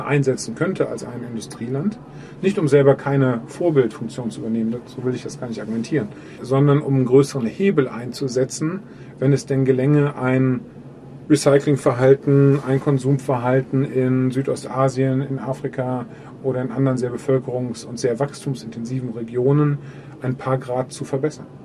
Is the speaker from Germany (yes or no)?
yes; Germany; wir Deutschen